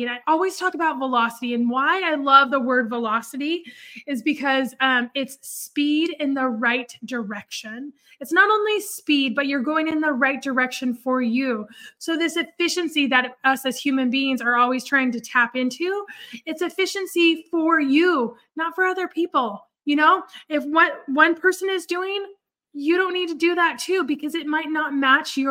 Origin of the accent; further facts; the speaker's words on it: Oregon, United States; moved away as an adult; also born or lived in California; now in Dallas, United States; I grew up in Oregon. I grew up a little bit in California. Honestly, we moved when I was 13, but I really consider Oregon my home